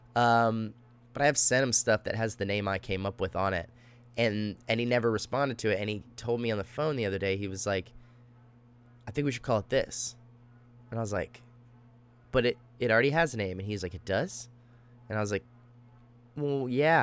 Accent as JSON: {"language": "English", "town": "Austin", "region": "Texas", "country": "United States", "tie": "born or raised there", "also_born_or_lived": "Dallas, Texas", "moved": "as an adult", "lives_now": "Los Angeles, United States", "said": "I'm originally from Dallas, Texas. I moved to Austin, um, when I was fairly young. And, uh, you know, mostly grew up there"}